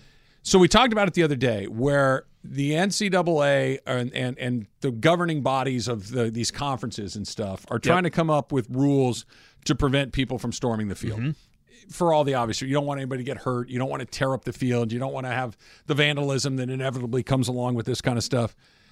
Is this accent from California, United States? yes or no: yes; Los Angeles, California, United States; I love my hometown, born and raised in L.A. Yeah. I love it here.